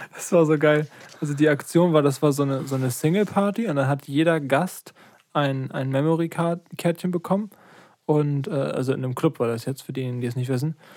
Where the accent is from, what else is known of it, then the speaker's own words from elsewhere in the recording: Lübeck, Schleswig-Holstein, Germany; ich bin in Lübeck geboren